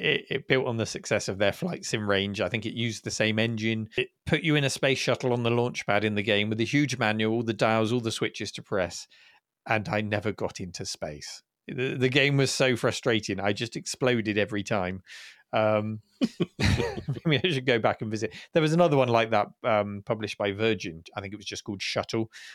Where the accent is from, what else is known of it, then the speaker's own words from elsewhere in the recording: United Kingdom; as a Brit